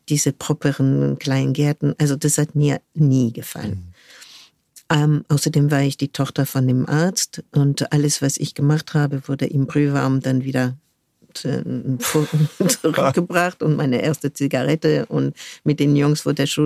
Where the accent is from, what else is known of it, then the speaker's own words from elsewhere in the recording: United States; born there; Ähm, ich bin zufällig in den USA geboren, weil mhm. mein Vater dort ein Jahr ähm, sein, sein PJ gemacht hat in einem Krankenhaus dort.